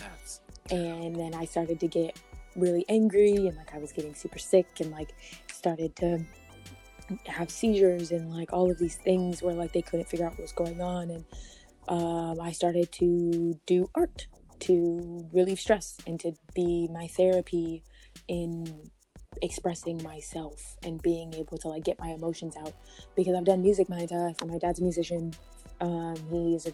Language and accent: English; Omaha, Nebraska, United States; born or raised there; moved away; also born or lived in Colorado